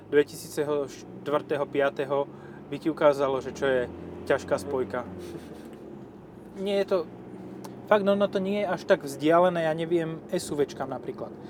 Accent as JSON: {"language": "Slovak", "region": "eastern Slovakia", "country": "Slovakia", "said": "ja mám u nás, u nás na východe haciendu, hej."}